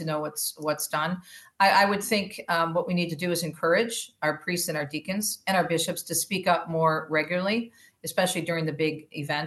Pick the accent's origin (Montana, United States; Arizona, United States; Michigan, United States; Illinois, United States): Michigan, United States; I'm from Michigan